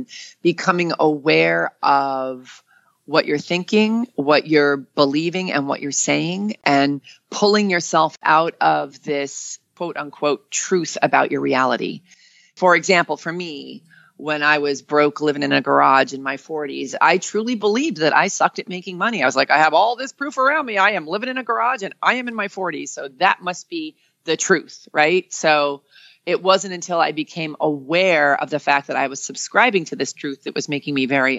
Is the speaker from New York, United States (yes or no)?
yes; New York, United States; moved away; I'm from New York.